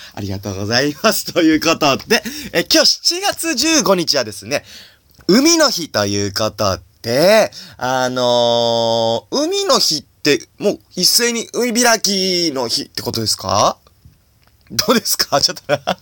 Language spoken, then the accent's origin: Japanese; Suzaka, Nagano, Japan; 僕は長野県の、 あの、須坂市ってとこ出身